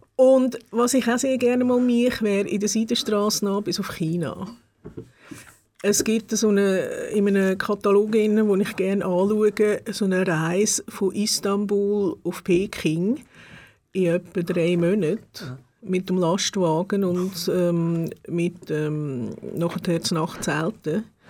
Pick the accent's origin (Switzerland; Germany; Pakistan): Switzerland; Gebenstorf, Aargau; auch in Gebisdorf aufgewachsen und dort in die Schule die ersten fünf Jahre